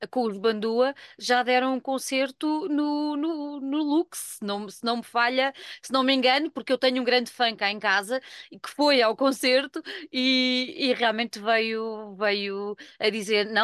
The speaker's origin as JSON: {"language": "Portuguese", "country": "Portugal", "said": "trazer as bases daquilo que é a nossa identidade enquanto portugueses"}